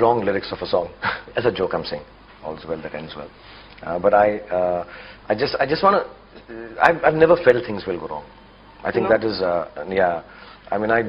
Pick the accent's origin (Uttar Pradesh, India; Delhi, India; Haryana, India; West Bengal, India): Delhi, India; moved away; I'm from Delhi.